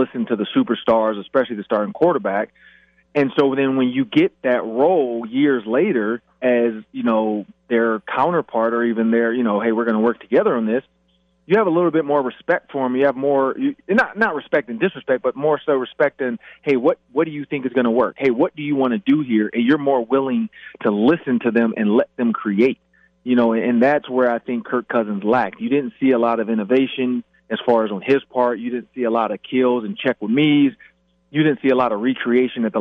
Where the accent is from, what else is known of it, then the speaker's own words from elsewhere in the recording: Michigan, United States; I'm from Michigan